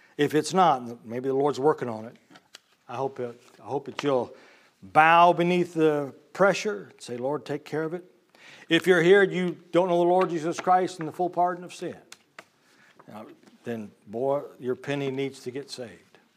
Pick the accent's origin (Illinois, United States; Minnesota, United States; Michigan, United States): Illinois, United States; I was born and raised in Illinois, I mean, the land of Lincoln